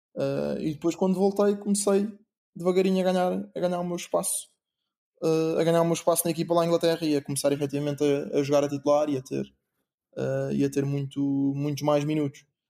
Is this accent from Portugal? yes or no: yes; Portugal; moved away as an adult; also born or lived in England; eu, sendo português e jogando pela seleção portuguesa